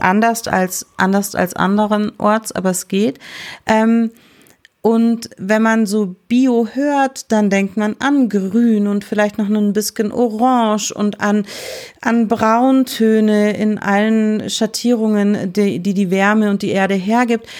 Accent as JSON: {"language": "German", "town": "Balderschwang", "region": "Bavaria", "country": "Germany", "tie": "born or raised there", "said": "ich bin im Hotel aufgewachsen"}